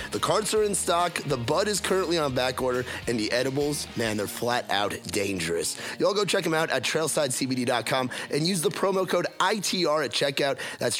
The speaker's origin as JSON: {"language": "English", "region": "New York", "country": "United States", "moved": "yes", "lives_now": "Nashville, United States", "said": "I'm from New York, so I'm definitely not Southern"}